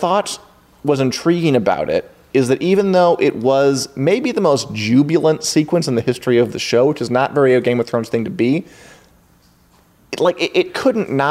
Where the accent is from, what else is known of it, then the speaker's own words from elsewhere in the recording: Midwest, United States; I'm from the Midwest.